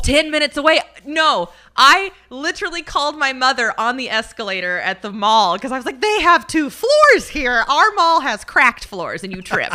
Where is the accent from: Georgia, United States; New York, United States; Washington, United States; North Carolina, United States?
Washington, United States; Aberdeen; moved away as an adult; also born or lived in Medford; in my hometown, and we were at a wine cellar in, in Aberdeen, Washington, where I'm from